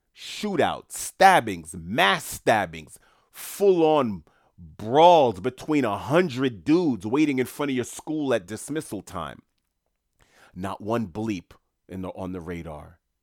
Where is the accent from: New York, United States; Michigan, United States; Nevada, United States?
New York, United States; New York City; I grew up in Queens, New York